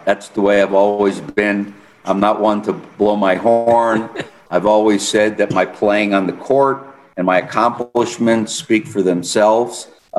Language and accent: English; United States; Being an American in a sport dominated by Spanish Basque, French Basque, Mexicans